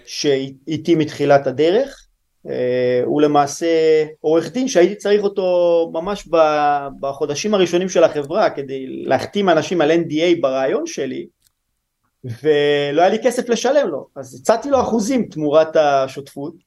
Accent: Lehavim, Southern District, Israel; moved away as an adult; also born or lived in Italy; אני גדלתי בלהבים, ש... בדרום

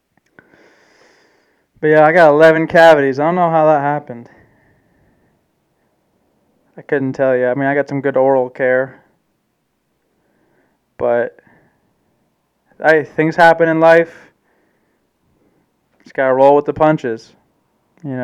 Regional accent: Germany; I'm a German man. I was born in Germany.

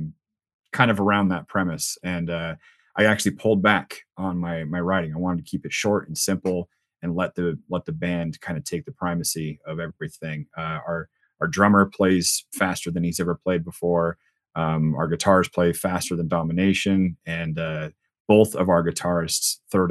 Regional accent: Spokane, Washington, United States; also born or lived in Virginia; I'm from Spokane originally, so I'm a Spokane boy, true to heart

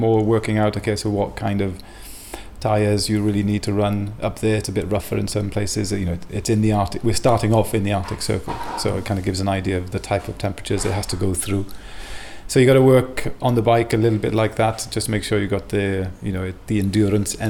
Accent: Wales, United Kingdom; also born or lived in Belgium; now in Sweden; I'm from Wales originally, but found my way here back in 2007

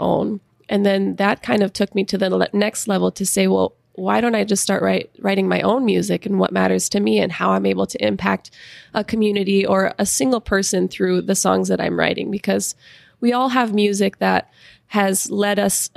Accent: Sioux Falls, South Dakota, United States; moved away as an adult; also born or lived in Nashville, Tennessee; We're both from Sioux Falls

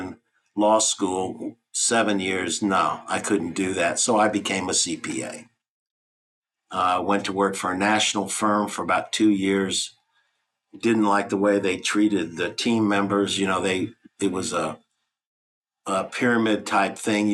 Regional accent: Texas, United States; moved away as an adult; also born or lived in Rhode Island; I moved from Texas to Rhode Island

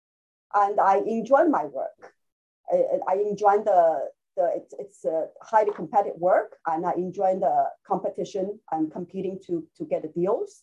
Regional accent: Shanghai, China; moved away as an adult; now in Hong Kong; I grew up in Shanghai

